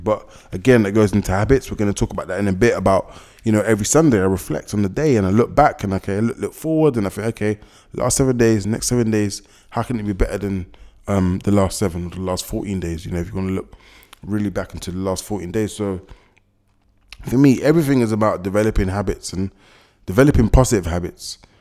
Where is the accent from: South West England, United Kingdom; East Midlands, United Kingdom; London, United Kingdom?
London, United Kingdom; I was born and raised in London, been here my whole life.